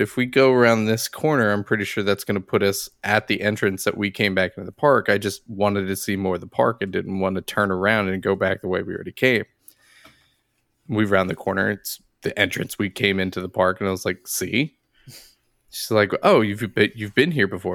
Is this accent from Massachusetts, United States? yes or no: no; Philadelphia, Pennsylvania, United States; I grew up in the Philadelphia area